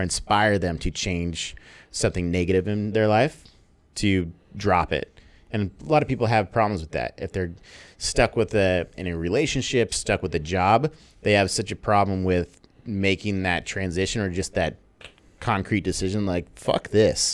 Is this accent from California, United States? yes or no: yes; San Diego, California, United States; also born or lived in Los Angeles; now in Bali, Indonesia; I'm from San Diego. Lived there for eight years